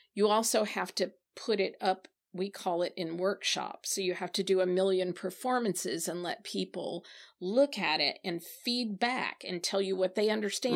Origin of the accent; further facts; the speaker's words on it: Branson, Missouri, United States; moved away; also born or lived in Nashville / South Carolina; I was raised in the Ozark Mountains of Southwest Missouri.